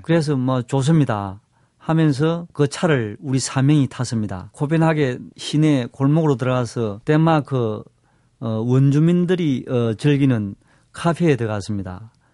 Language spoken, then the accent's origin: Korean; Seoul, South Korea; 한국 서울에서 왔습니다